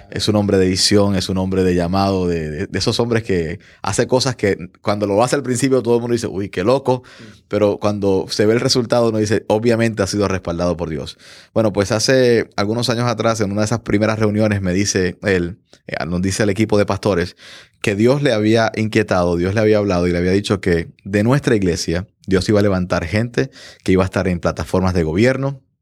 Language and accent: Spanish; Puerto Rico; now in United States; Hace algunos años me mudé de Puerto Rico para Estados Unidos con una visión, con un sueño.